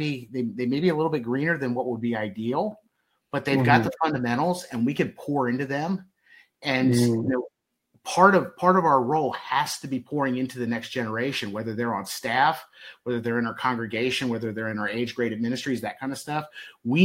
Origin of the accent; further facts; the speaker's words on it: Baltimore, Maryland, United States; I grew up in Baltimore